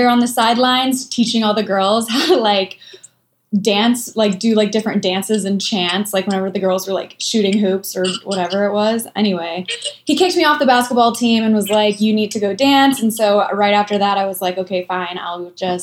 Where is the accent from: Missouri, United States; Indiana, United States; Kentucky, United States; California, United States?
Indiana, United States; Brazil; now in Los Angeles, United States; I'm from Indiana, really, really small town in Indiana. It's called Brazil.